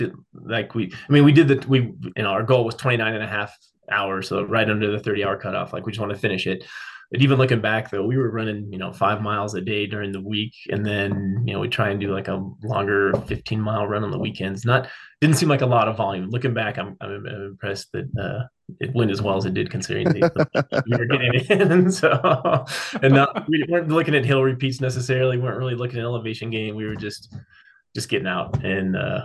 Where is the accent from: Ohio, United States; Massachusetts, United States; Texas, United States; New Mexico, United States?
New Mexico, United States; Los Alamos; also born or lived in Denver, Colorado; I was born in New Mexico and have been in Los Alamos majority of my life in New Mexico in general